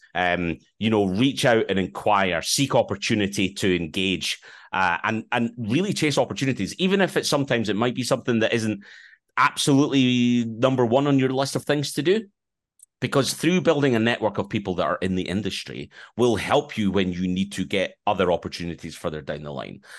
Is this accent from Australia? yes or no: no; Edinburgh, Scotland, United Kingdom; accent: Scottish